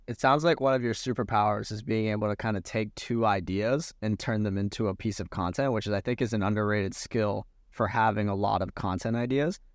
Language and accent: English; Orlando, Florida, United States; also born or lived in New York City / Bali; now in Miami, United States; I grew up in Orlando, so, like, three hours from Miami